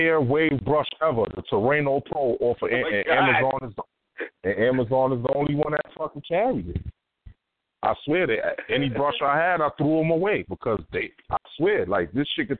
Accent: Northeast, United States; growing up in the Northeast, Trav, from New York to Philly

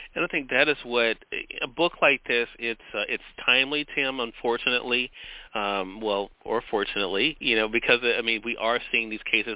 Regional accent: Mississippi, United States; Here in my home state of Mississippi

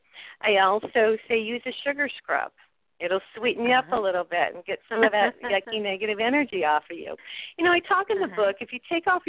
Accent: New Mexico, United States; here in New Mexico, I'm from New Mexico

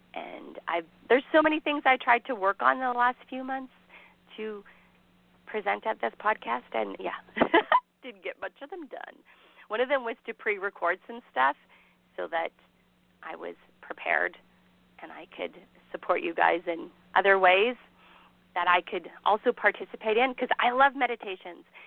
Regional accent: Canada; I am Canadian

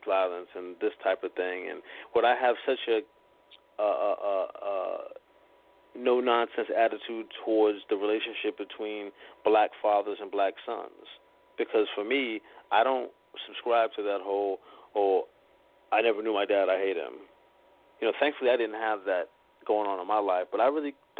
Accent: Boston, Massachusetts, United States; moved away as an adult; also born or lived in New York City; my hometown

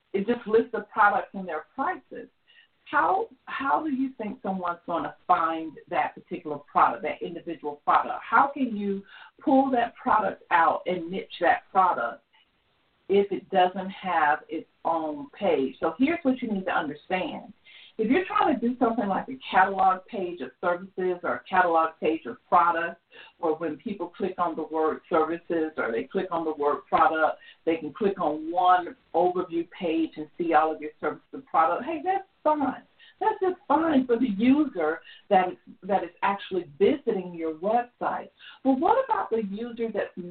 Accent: Georgia, United States; I'm from Georgia

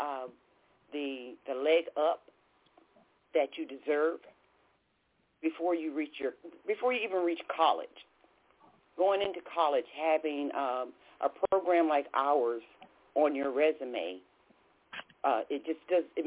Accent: Bridgeport, Connecticut, United States; now in Charlotte, United States; I'm actually from Bridgeport, Connecticut, but we're right here in Charlotte, North Carolina

